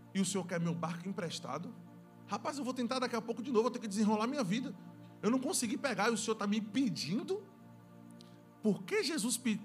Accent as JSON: {"language": "Portuguese", "region": "Northeast Region", "country": "Brazil", "said": "nós somos nordestinos"}